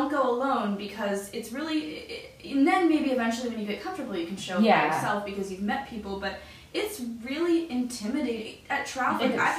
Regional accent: Philadelphia, Pennsylvania, United States; every town we hit, we'd say, oh, we're from Philly.

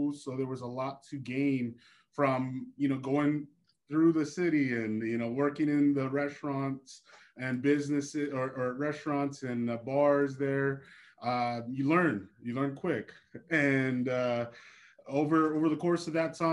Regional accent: Haleiwa, Hawaii, United States; moved away as an adult; also born or lived in Portland, Oregon; now in California, United States; born and raised in Hawaii, I lived there till I was 18

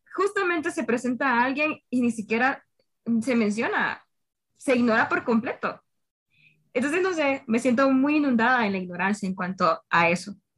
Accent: Honduras; cada uno de nosotros como hondureños

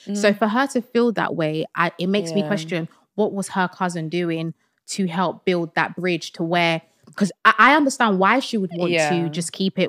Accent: Sierra Leone; Because I'm Sierra Leonean and my husband's Nigerian.

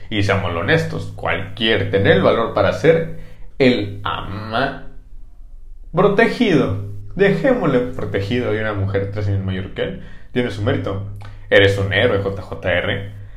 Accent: Switzerland; accent: French; Y si yo, un acento francés y yo soy de Suiza

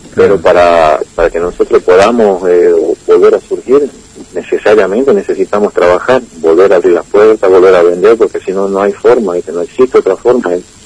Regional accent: Salta, Argentina; moved away; la ciudad donde yo nací, en Salta

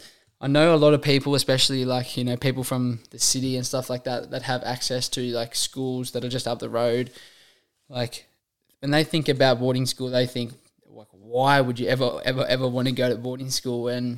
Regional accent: Warren, New South Wales, Australia; I am one of five children. I'm the oldest of five children. You know, we're all born and raised in Warren.

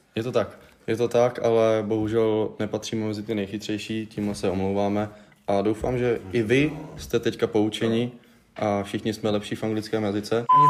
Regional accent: Hradec Králové, Hradec Králové Region, Czechia; jsme z Hradce Králové

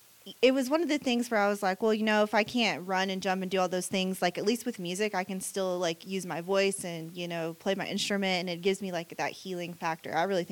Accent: Siloam Springs, Arkansas, United States; So I actually grew up in Siloam Springs, Arkansas.

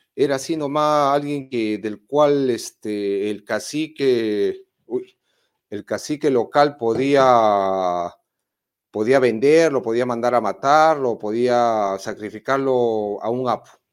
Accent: Moquegua, Peru; en mi pueblo, en Moquegua

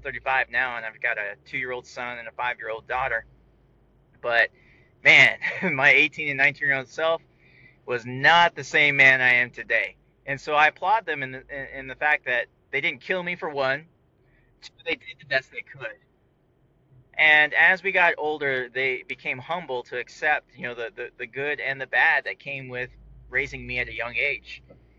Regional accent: California, United States; born there; I was born on Travis Air Force Base in 1982.

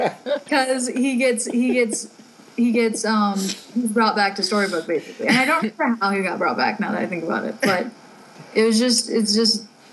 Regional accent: United States; as an American

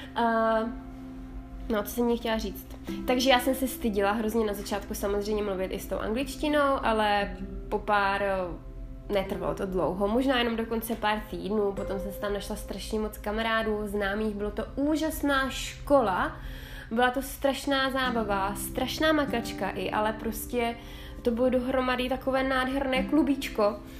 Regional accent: South Moravian Region, Czechia; moved away as an adult; now in Italy; Jsem moravačka z duší Italky. Já jsem se narodila na Jižní Moravě, kterou teda samozřejmě miluju. Doteď se tam moc rád, doteď se tam moc, moc ráda vracím.

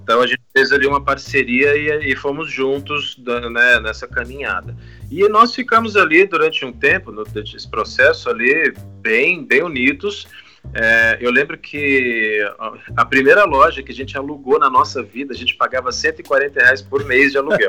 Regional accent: Teófilo Otoni, Minas Gerais, Brazil; moved away as an adult; also born or lived in Belo Horizonte; Eu comecei em Minas Gerais, eu sou mineiro, na verdade. Eu nasci numa cidade pequena do norte de Minas Gerais, chama-se Teófilo Otoni

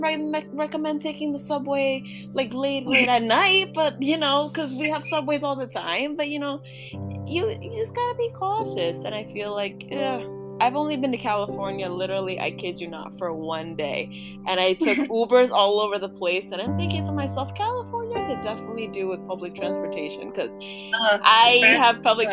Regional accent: Ecuador; moved away; I'm from Ecuador

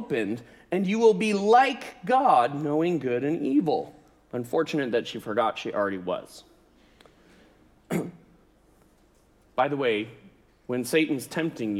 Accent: United States; I'm an American

